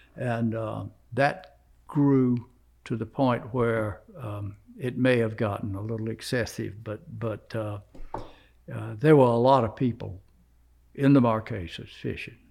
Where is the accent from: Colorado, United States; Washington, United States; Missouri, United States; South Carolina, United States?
South Carolina, United States; I'm from South Carolina